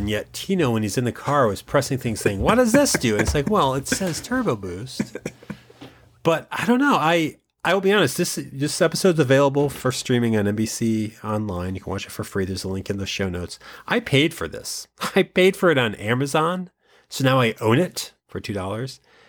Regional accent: East Coast, United States; But again, I grew up on the East Coast.

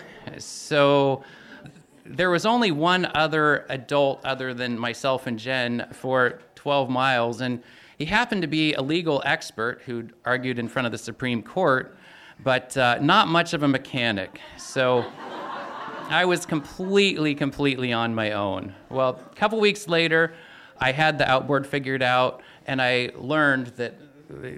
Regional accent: Ketchikan, Alaska, United States; also born or lived in Chatham Cannery, Alaska; we'd moved back to my hometown, original hometown of Ketchikan

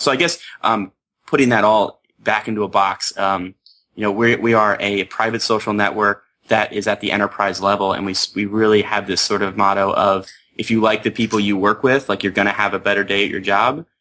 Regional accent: Pennsylvania, United States; I grew up in Pennsylvania

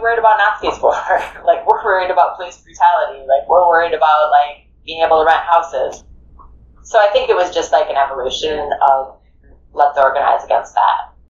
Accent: Minneapolis, Minnesota, United States; I'm from South Minneapolis

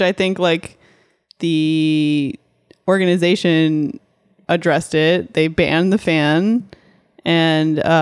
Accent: Texas, United States; also born or lived in Canada / Dallas, Texas; now in Los Angeles, United States; I grew up in Texas

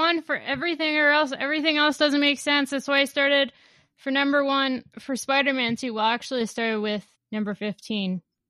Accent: United States; I'm American.

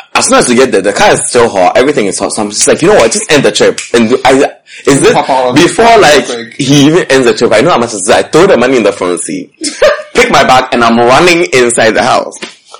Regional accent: New York City, New York, United States; I said, I'm from New York. So you know how my accent was A1.

